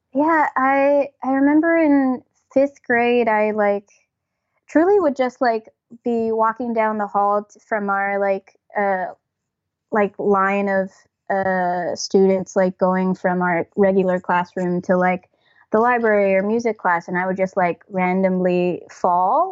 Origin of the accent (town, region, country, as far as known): New Jersey, United States; born or raised there; also born or lived in Toronto, Ontario, Canada; now in New York, United States